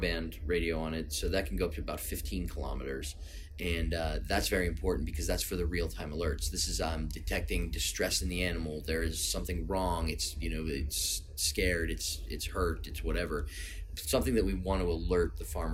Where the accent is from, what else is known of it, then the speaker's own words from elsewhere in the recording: United States; I'm American